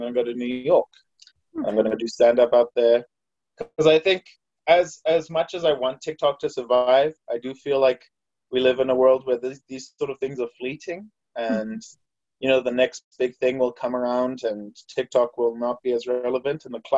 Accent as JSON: {"language": "English", "region": "Harare", "country": "Zimbabwe", "tie": "born or raised there", "moved": "as an adult", "lives_now": "Utah, United States", "said": "I'm from Harare, Zimbabwe. I moved here in 2015"}